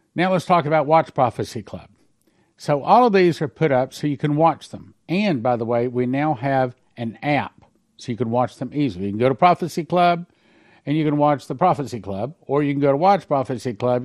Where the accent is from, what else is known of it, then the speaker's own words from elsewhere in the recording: Odessa, Texas, United States; moved away; my hometown of Odessa, Texas